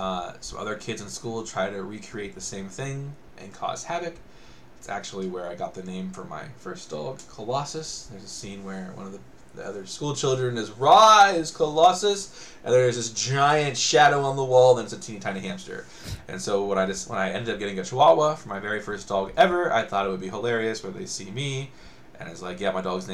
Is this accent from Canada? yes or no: yes; Canada; As a Canadian, I expect better.